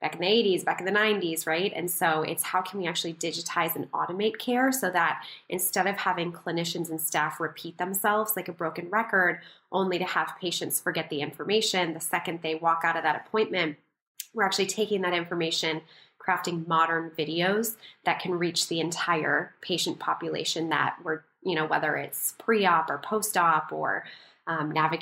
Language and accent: English; rural Minnesota, United States; I was also raised in rural Minnesota